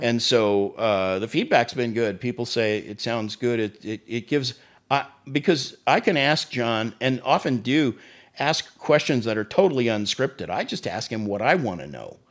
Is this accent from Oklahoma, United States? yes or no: yes; Tulsa, Oklahoma, United States; moved away as an adult; also born or lived in Florida; Tulsa, my hometown